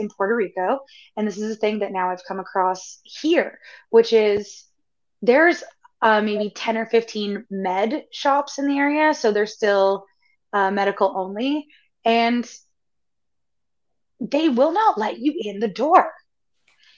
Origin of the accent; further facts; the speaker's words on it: Canada; I'm from Canada